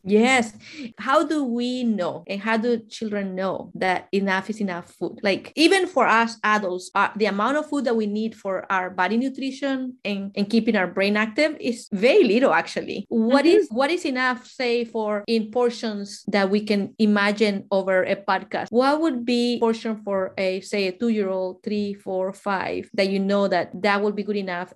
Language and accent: English; Mexico; moved away; I'm from Mexico, and in our culture